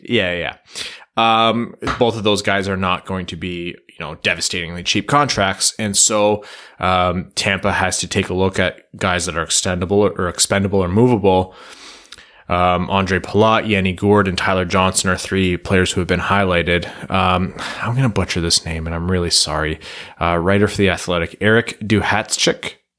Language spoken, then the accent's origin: English; Canada; as a Canadian